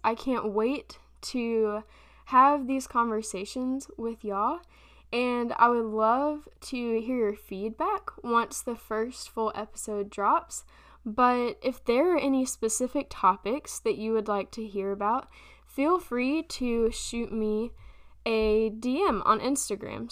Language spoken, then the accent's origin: English; Florence, South Carolina, United States; also born or lived in Memphis, Tennessee; I'm from Florence, South Carolina. Um, technically, I was born in Memphis, Tennessee, but we moved here when I was pretty little, so I'm I'm a South Carolinian in my own mind at least.